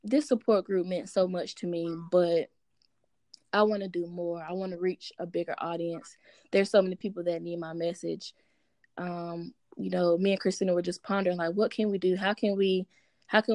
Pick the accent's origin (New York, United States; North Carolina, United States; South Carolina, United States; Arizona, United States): North Carolina, United States; Greenville; I was born and raised in Greenville, North Carolina, the 252.